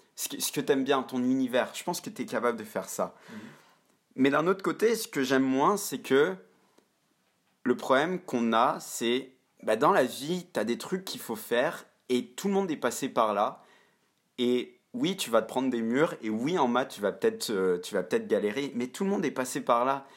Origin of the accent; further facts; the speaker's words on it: Montreal, Quebec, Canada; je suis passé par le système français à Montréal. Donc, j'ai fait mon lycée